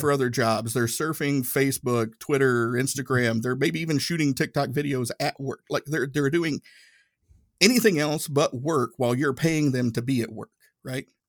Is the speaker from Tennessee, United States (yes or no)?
yes; Tennessee, United States; accent: Tennessee; my Tennessee accent